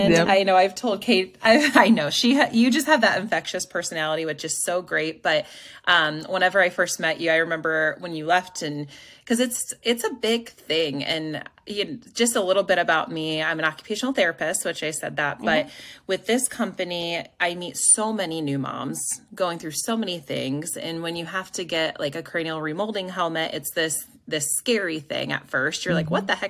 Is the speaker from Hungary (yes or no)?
no; Ohio, United States; moved away as an adult; also born or lived in Hartville, Ohio / Akron, Ohio; now in Indianapolis, United States; I'm from Ohio